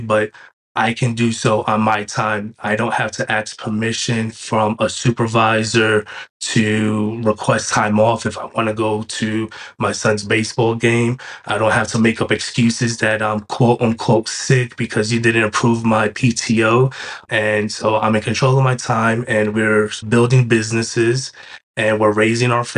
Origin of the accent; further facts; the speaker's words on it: New York City, New York, United States; moved away as an adult; also born or lived in Binghamton, New York / Delaware; I was born and raised in New York City